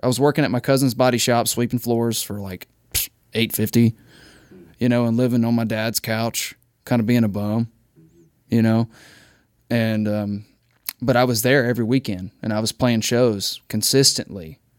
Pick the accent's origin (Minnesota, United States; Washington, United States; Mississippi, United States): Mississippi, United States; moved away; I'm from Mississippi, dude. Like, I grew up kind of broke.